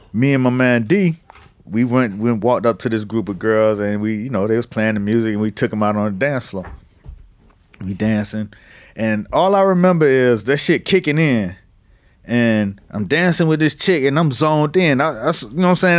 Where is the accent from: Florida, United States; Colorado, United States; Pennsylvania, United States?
Florida, United States; Miami; I'm from Miami